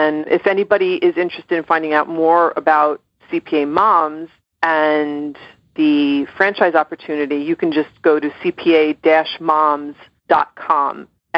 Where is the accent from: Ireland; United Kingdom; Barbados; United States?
Ireland; I'm Irish, and I can be really, really stubborn.